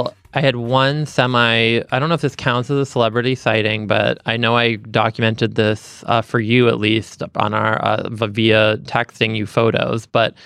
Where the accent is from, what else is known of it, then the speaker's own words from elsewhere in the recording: Boston, Massachusetts, United States; growing up in Boston